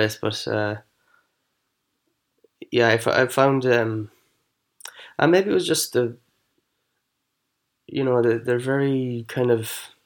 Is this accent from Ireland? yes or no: yes; Elphin, Connacht, Ireland; also born or lived in Canada; I went to a counsellor in Elphin, my hometown